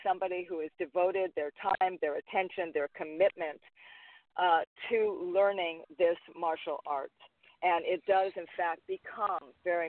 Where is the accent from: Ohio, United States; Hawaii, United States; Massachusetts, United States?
Hawaii, United States; When it came to Lily, even though I'm Hawaiian, she's not.